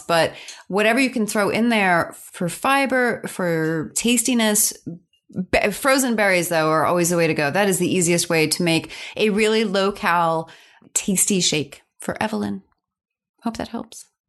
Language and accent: English; New York, United States; also born or lived in Pennsylvania; I'm a New Yorker